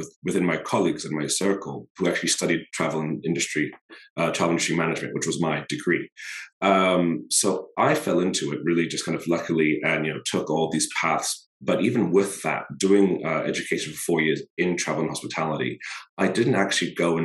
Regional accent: Botswana; now in New York City, United States; I am from Botswana in the States, but based here in New York City.

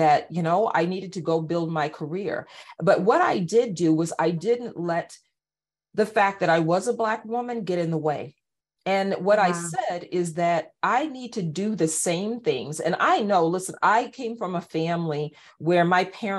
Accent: East Coast, United States; moved away as an adult; also born or lived in Cedar Rapids, Iowa; I'm from the East Coast

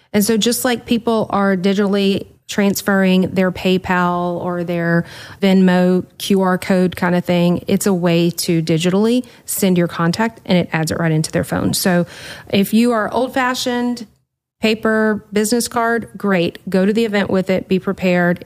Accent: the South, United States; I'm from the South

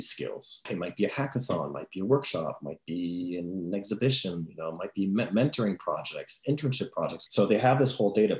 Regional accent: France; I'm from France

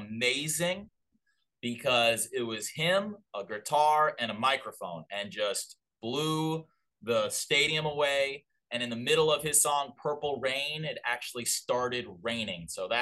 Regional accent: Minnesota, United States; moved away; So I'm from Minnesota originally

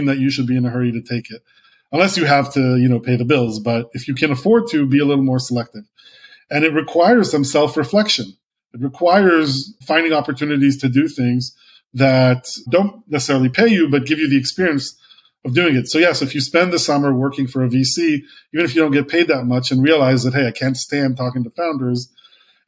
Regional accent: Israel; moved away as an adult; I was a guy from Israel who used to be a lawyer

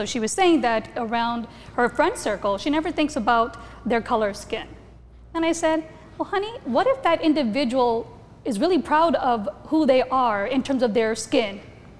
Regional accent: India; now in Cedar Rapids, United States; I was born in India.

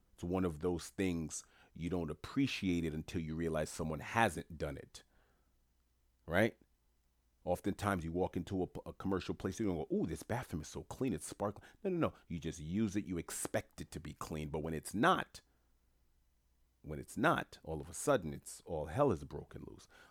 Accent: New York City, New York, United States; moved away; I'm from New York City originally

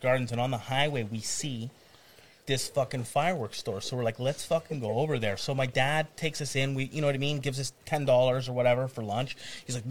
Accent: Ontario, Canada; we're not from Florida, we're from Ontario

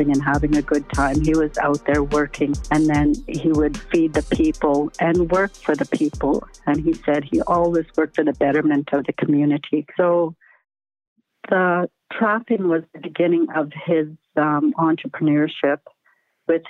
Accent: Tuktoyaktuk, Northwest Territories, Canada; I'm currently living here in my hometown of Tuktoyaktuk, Northwest Territory.

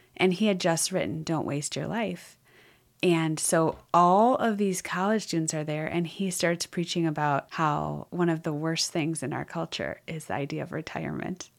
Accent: Wisconsin, United States; I grew up in Wisconsin

